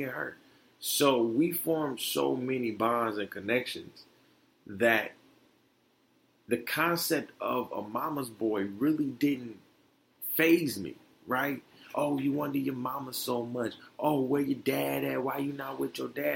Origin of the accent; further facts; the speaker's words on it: Detroit, Michigan, United States; also born or lived in Florida; me and my mom moved back up to Detroit